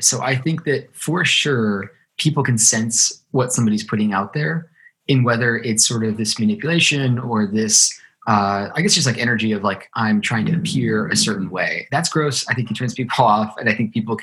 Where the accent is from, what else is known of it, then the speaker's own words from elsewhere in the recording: Ohio, United States; moved away; I grew up in Ohio, a small kind of city in Ohio